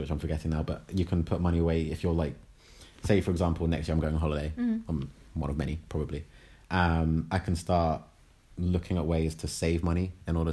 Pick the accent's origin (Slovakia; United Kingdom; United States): United Kingdom